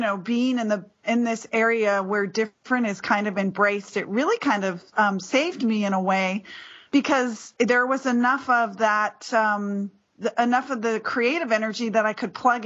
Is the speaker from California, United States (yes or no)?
yes; near Berkeley, California, United States; also born or lived in Detroit, Michigan; I grew up, you know, near Berkeley, California. And, you know, but we came from Detroit, Michigan